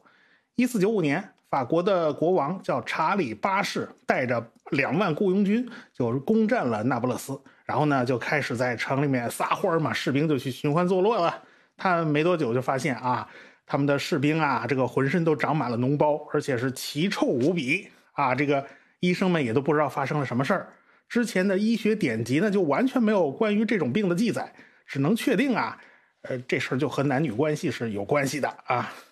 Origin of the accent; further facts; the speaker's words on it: China; 还是我们中国人率先放弃了开地图炮的这种命名模式。